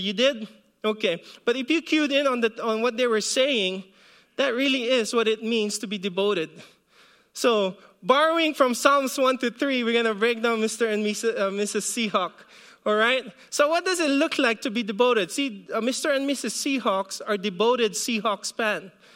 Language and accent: English; Philippines; moved away; when I was growing up in the Philippines